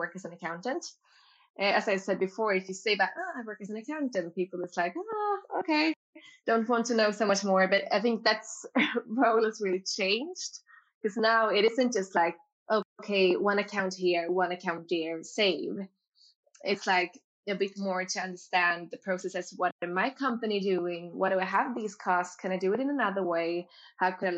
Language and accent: English; Gothenburg, Västra Götaland, Sweden; moved away; I'm from Gothenburg